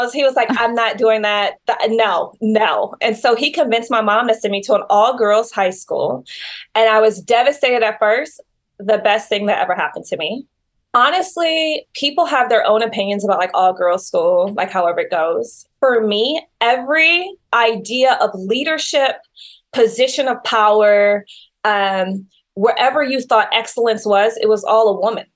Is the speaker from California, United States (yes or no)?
no; Detroit, Michigan, United States; I grew up in Detroit, Michigan